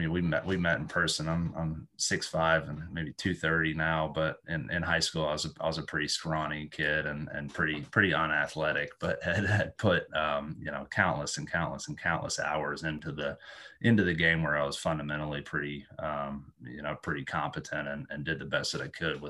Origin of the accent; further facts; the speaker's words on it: Western North Carolina, United States; moved away as an adult; also born or lived in Columbia, South Carolina / Philadelphia / New York; now in London, United Kingdom; Spent my childhood there with my younger brother Mitchell, my older sister Cassidy, and then went off to college, University of North Carolina